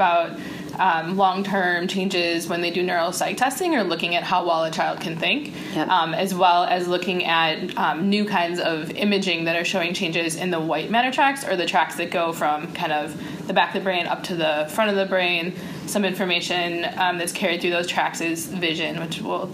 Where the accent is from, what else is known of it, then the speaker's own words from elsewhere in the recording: Wisconsin, United States; now in Alabama, United States; I'm from Wisconsin. We have hockey up there.